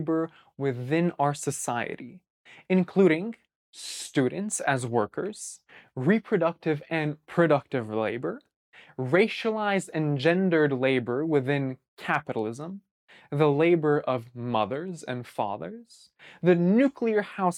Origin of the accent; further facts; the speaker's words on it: Bay Area, California, United States; the Bay Area where I grew up